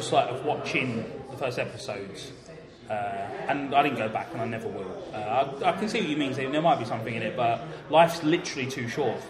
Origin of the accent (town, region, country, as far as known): London, United Kingdom; born or raised there